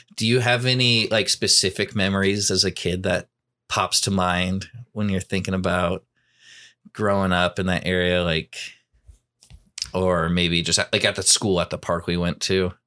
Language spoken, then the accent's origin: English; Portland, Oregon, United States; I grew up in Southwest Portland, which is, um, on the other side of the city